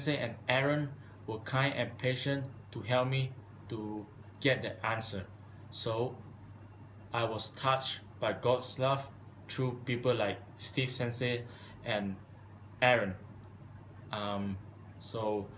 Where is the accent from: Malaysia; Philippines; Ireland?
Malaysia; moved away as an adult; now in United States; I'm from Malaysia